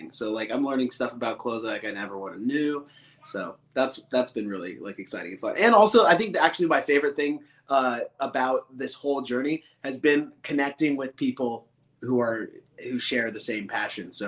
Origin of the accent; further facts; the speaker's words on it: Vancouver, Washington, United States; I'm from Vancouver, Washington. So just north of Portland, Oregon.